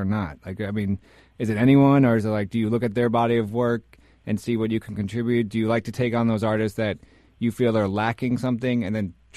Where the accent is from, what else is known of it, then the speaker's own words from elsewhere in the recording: New York City, New York, United States; I grew up in Washington Heights